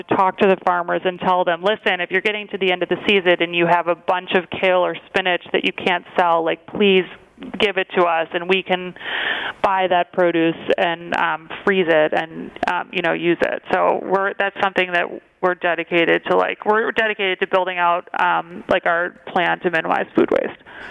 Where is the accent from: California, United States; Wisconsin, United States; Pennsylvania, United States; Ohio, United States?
Wisconsin, United States; Milwaukee; moved away as an adult; also born or lived in New York; I grew up in Milwaukee, Wisconsin